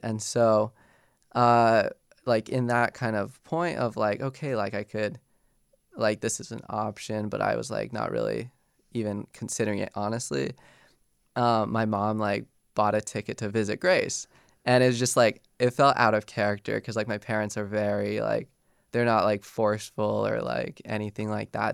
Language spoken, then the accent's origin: English; Golden, Colorado, United States; moved away as an adult; I grew up in Golden my whole life.